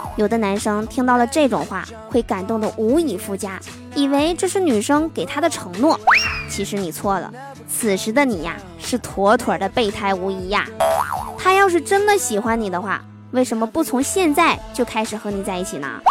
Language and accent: Chinese; northern China, China; 作为北方人啊，冬天下雪早已是司空见惯了